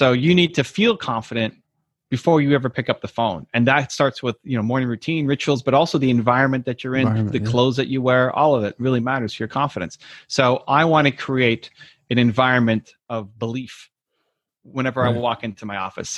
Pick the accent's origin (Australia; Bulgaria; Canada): Canada; Toronto, Ontario; I'm from Toronto, Canada, and in 92-93, the Blue Jays, my hometown team, won the World Series of baseball